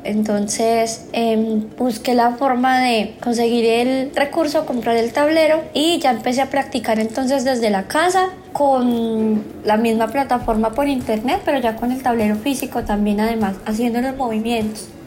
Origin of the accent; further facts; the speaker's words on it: Pereira, Risaralda, Colombia; now in Medellín, Colombia; soy de Pereira, pero vivo actualmente en la ciudad de Medellín